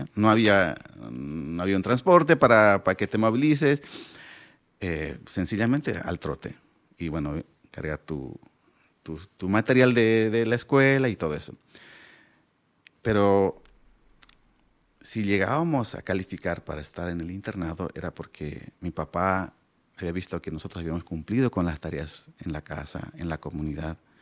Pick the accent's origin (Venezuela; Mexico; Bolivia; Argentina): Bolivia; Pacajes Province, La Paz; first language Aymara; Spanish is a second language; Y nací allá, crecí allá, hice mi primaria